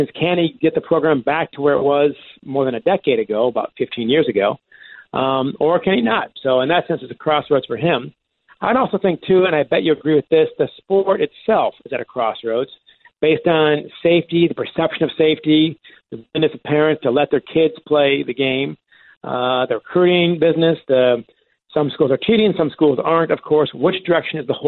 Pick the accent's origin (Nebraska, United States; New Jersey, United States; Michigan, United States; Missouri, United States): Michigan, United States; Ann Arbor; I grew up here in Ann Arbor